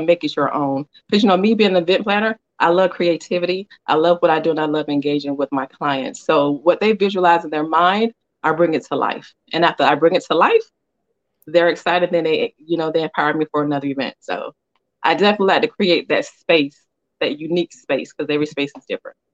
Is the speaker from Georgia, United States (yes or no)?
yes; Atlanta, Georgia, United States; I'm from Atlanta or Georgia Peach